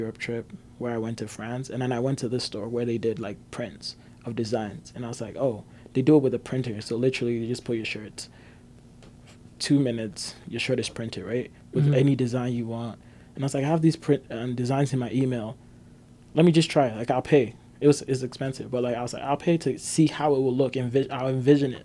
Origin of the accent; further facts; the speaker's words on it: Ghana; moved away as an adult; now in Canada; I grew up in Ghana